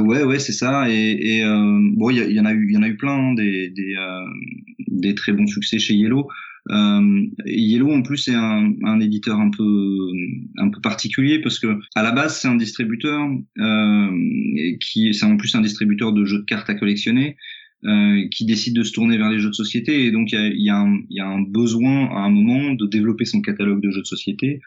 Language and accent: French; Auxerre, Bourgogne-Franche-Comté, France; moved away; also born or lived in Lyon / Nancy; j'ai grandi, j'ai à Auxerre